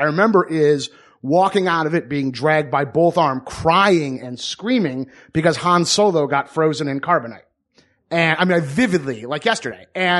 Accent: Franklin, Michigan, United States; Yeah, a little town called Franklin, Michigan

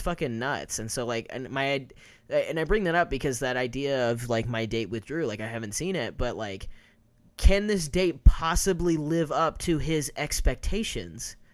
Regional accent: Kansas, United States; moved away as an adult; also born or lived in New York; now in Los Angeles, United States; I had never lived anywhere outside of Kansas

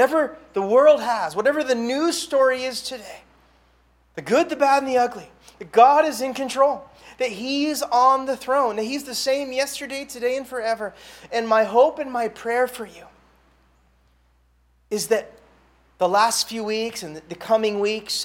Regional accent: Santa Barbara, California, United States; now in Honolulu, United States; Santa Barbara, California, my hometown

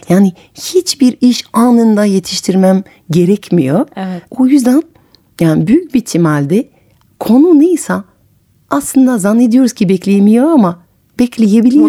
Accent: Paris, Île-de-France, France; moved away as an adult; now in Istanbul, Turkey; ben de Parisliyim ve evet. İstanbul'da yaşıyorum uzun zamandır

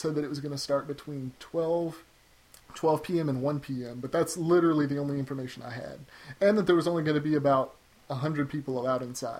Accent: Nashville, Tennessee, United States; I'm from Nashville, so I thought, you know what, that would be great.

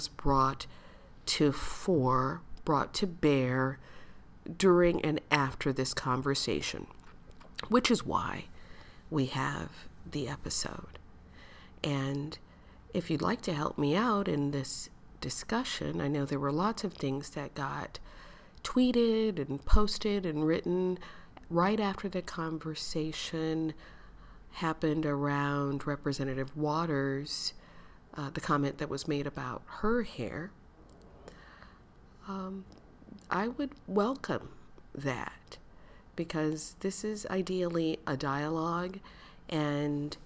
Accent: United States; Growing up in the United States, growing up in a red state, in a city that is racially, ethnically diverse, and very segregated

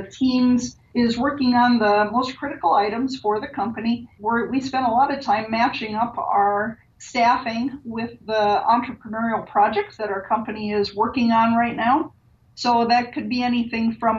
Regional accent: New Hampton, Iowa, United States; also born or lived in London; I grew up in Iowa, up in northeast Iowa, on a dairy farm in New Hampton

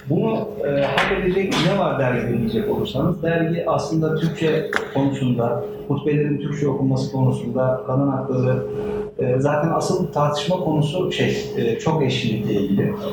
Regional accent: Turkey; E, biz Türk'üz, Müslümanız e, ve aynı zamanda modernleşmek istiyoruz.

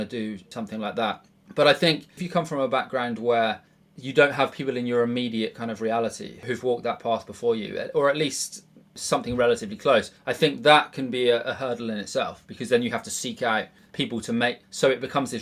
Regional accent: Bridgwater, South West England, United Kingdom; moved away as an adult; now in London, United Kingdom; I was born in Bridgewater. It's like a working class kind of outpost in Somerset

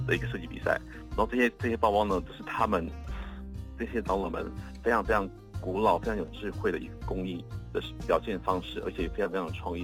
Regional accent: Dawu, Taitung County, Taiwan; moved away; 到我的家乡台东

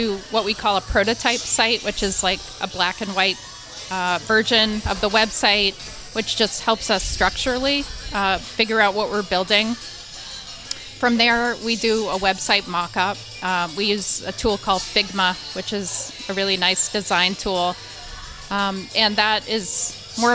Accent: Westwood, Massachusetts, United States; I grew up in Westwood.

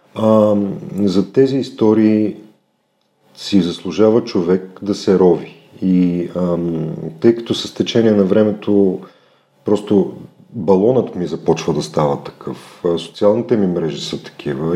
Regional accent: Plovdiv, Plovdiv Province, Bulgaria; moved away as an adult; now in Sofia, Bulgaria; съм от Пловдив, а, там съм изкарал, може би, вече по-малко от 50% от живота си, защото на 18 години, 19 дойдох в София. Там завърших немската гимназия

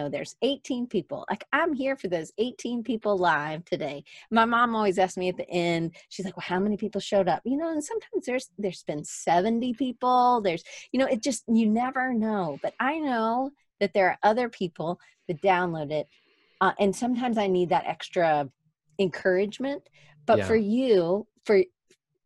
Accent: Alabama, United States; accent: Alabama; my Alabama accent

